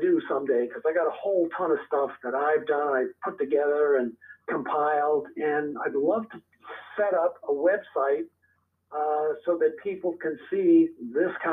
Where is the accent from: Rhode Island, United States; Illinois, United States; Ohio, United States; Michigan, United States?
Rhode Island, United States; moved away as an adult; also born or lived in New York City, New York; now in Massachusetts, United States; I was born in New York City. Okay. And I lived there for 6 years. And then my parents moved to Rhode Island. And basically, I grew up in Rhode Island.